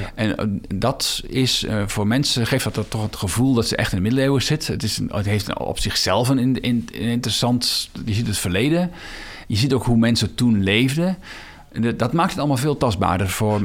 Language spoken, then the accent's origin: Dutch; Netherlands; Ik ben geboren in de Biesbos.